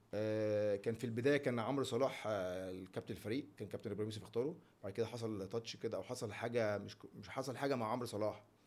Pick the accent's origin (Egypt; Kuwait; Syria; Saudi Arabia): Egypt; أنا مصري